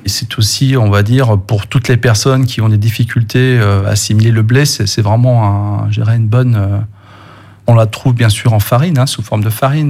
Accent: Brittany, France; chez nous en Bretagne

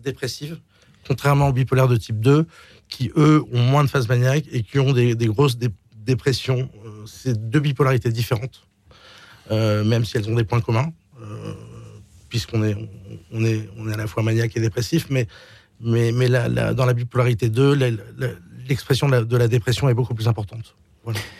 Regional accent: Marseille, Provence-Alpes-Côte d'Azur, France; moved away as an adult; also born or lived in Miami / Switzerland; on a grandi à Marseille

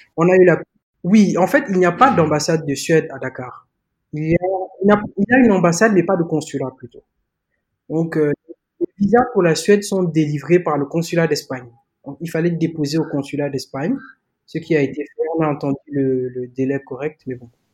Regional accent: Gabon; moved away as an adult; now in Senegal; J'ai grandi au Gabon. Donc, j'ai passé 18 ans de ma vie là-bas. Je suis né au Gabon de parents sénégalais

